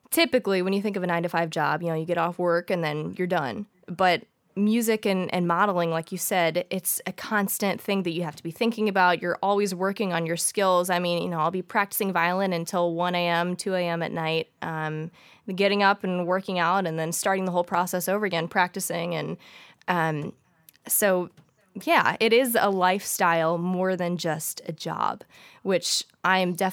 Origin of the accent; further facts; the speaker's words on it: St. Louis, Missouri, United States; so I was born and raised in St. Louis, Missouri. Um, I've lived here all my life